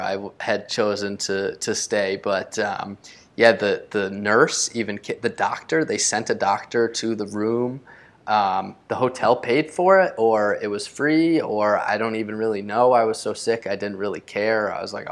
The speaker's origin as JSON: {"language": "English", "country": "United States", "also_born_or_lived": "Costa Rica", "said": "especially in our own country, in the United States"}